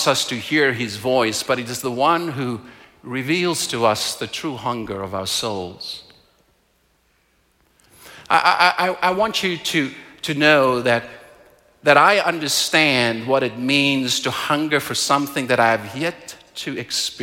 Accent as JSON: {"language": "English", "country": "South Africa", "tie": "born or raised there", "moved": "yes", "lives_now": "Calgary, Canada", "said": "I am from South Africa, and in South Africa, the place that I was raised, hunger is very visible."}